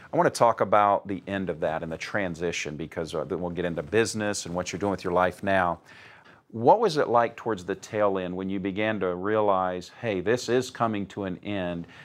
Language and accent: English; Indianapolis, Indiana, United States; I'm in my hometown of Indianapolis, Indiana